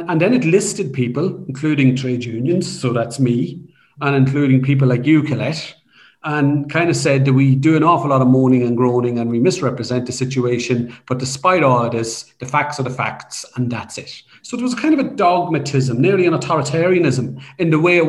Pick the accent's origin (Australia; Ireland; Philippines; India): Ireland; Dundalk, Leinster; I grew up in Dundalk in the 1970s and 80s. I grew up in a council estate.